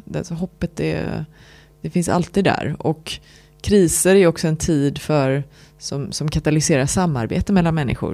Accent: Lerum, Västra Götaland, Sweden; Jag är uppväxt i Lerum utanför Göteborg

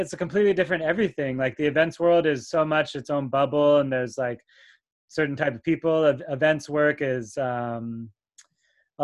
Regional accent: Santa Barbara, California, United States; now in New York City, United States; I grew up in California

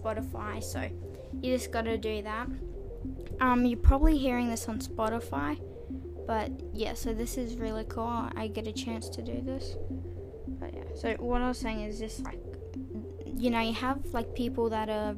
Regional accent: Australia; I'm from Australia

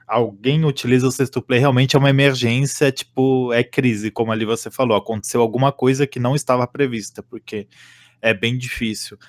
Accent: Santa Catarina, Brazil; moved away as an adult; now in São Paulo, Brazil; eu sou de Santa Catarina, mas estou morando aqui em São Paulo

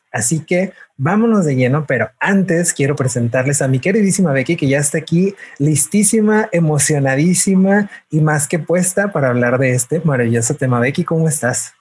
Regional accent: Mexico; como mexicanos, como latinoamericanos

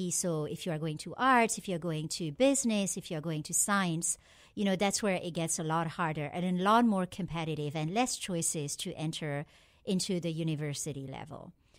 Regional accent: France; I just was very lucky to grow up as a Pakistani in France.

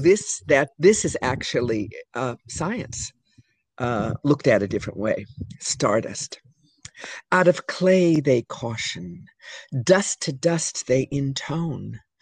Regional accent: California, United States; moved away; also born or lived in New York City; I'm from California

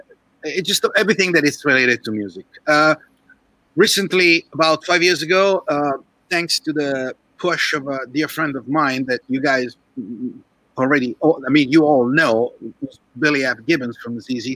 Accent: Milan, Lombardy, Italy; now in Santa Clarita, United States; I was living in Italy back then, that's where I was born, I was born in Milan

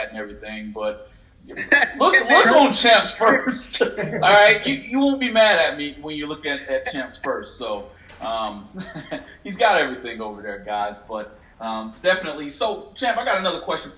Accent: Illinois, United States; I'm from Illinois

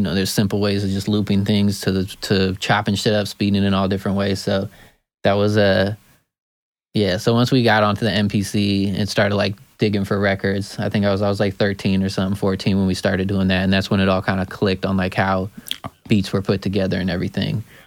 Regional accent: Eugene, Oregon, United States; now in California, United States; I come from Eugene, Oregon. It's a very small, hippie town in Oregon.

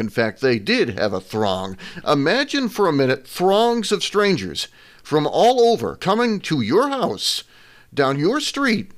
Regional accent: Massachusetts, United States; moved away as an adult; now in Vermont, United States; I grew up in Massachusetts

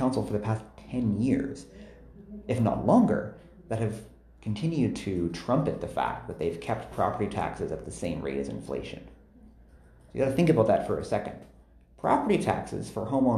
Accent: Toronto, Ontario, Canada; also born or lived in Edmonton, Alberta; I live downtown now, but I grew up in East Scarborough in Guildwood

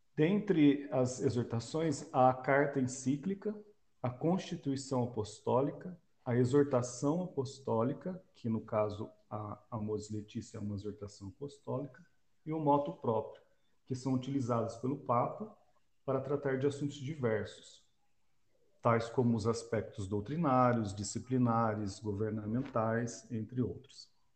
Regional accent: Londrina, Paraná, Brazil; moved away; eu sou natural de Londrina

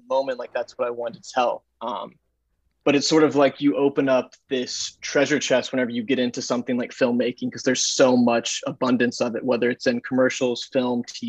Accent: Texas, United States; also born or lived in Dallas / Chicago / Los Angeles; now in New York, United States; I grew up in Texas, and I've kind of bounced around from Dallas to Chicago to LA to New York

